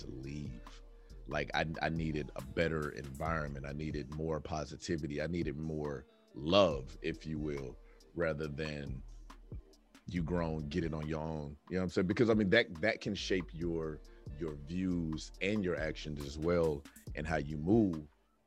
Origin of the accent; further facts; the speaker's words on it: Oklahoma, United States; now in Texas, United States; I was born in Texas, but then I really kind of grew up in Oklahoma for like the important years